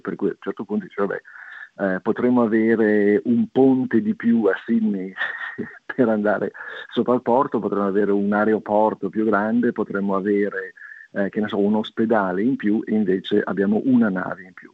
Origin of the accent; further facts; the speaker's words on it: Liguria, Italy; da Ligure